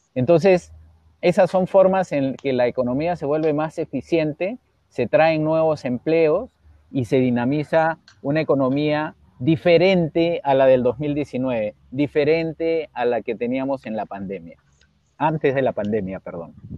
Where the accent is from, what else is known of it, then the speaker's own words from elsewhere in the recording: Peru; mi padre, desde muy niño, que yo recuerdo, siempre eh, nos hizo conocer nuestro país. Viajamos mucho por el Perú